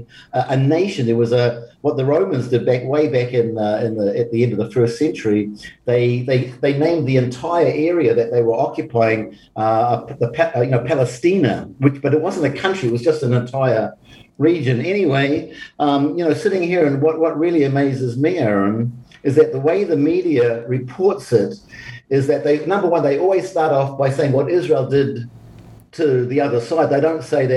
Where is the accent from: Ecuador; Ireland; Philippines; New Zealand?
New Zealand; being a Kiwi